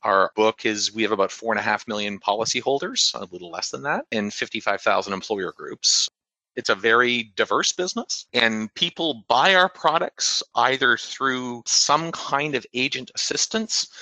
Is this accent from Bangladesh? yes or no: no; Canada; moved away as an adult; now in United States; not being from here in the US, but, you know, having sort of the government provided healthcare that we have in Canada